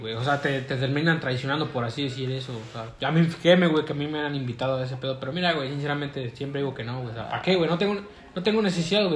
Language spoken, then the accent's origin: Spanish; Mexico; Somos mexicanos